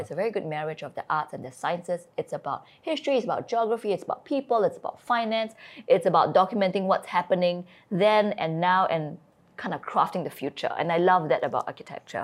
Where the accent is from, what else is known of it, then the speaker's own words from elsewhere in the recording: Singapore; moved away; also born or lived in Shropshire, England / China; I am born and I grew up in Singapore